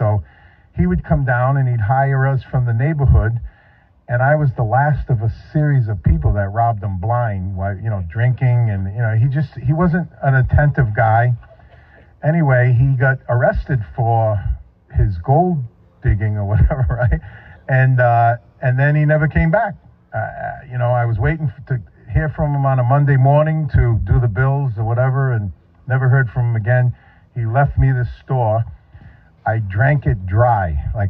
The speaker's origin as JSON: {"language": "English", "region": "Northeast", "country": "United States", "said": "Now, he lived in the Carolinas. I was from the Northeast. I took an 18-hour bus ride"}